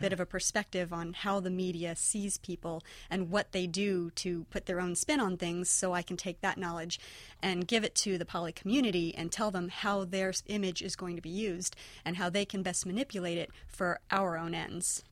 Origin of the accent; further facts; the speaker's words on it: near San Francisco, California, United States; I grew up near San Francisco